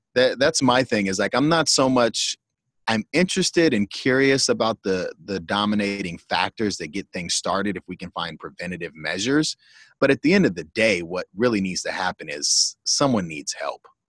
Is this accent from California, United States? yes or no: yes; Pasadena, California, United States; also born or lived in Iowa; I'm born and raised in Pasadena, except for a four year stint out in Iowa for college.